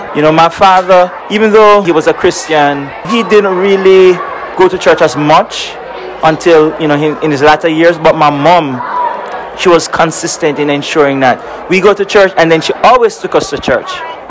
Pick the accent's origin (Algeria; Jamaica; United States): Jamaica; moved away; I'm from originally from Jamaica